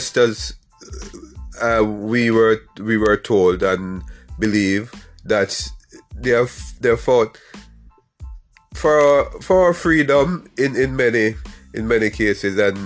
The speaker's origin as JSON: {"language": "English", "country": "Jamaica", "said": "I am from Jamaica"}